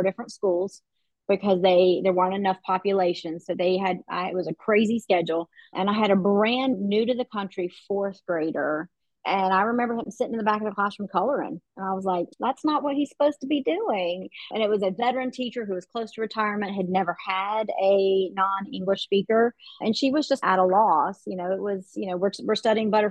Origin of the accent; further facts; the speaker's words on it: Western North Carolina, United States; also born or lived in Los Angeles; I grew up in Western North Carolina. My family moved to Western North Carolina when I was in the fourth grade.